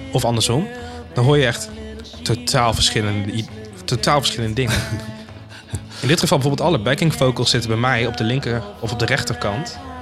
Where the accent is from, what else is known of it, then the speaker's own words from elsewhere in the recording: Maarssen, Utrecht, Netherlands; bij ons in de Phoenix Maarsen, zoals wij die noemen